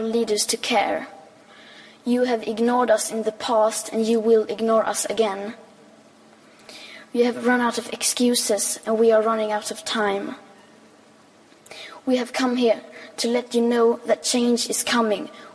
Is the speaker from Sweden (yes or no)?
yes; Sweden; I am 15 years old and I'm from Sweden.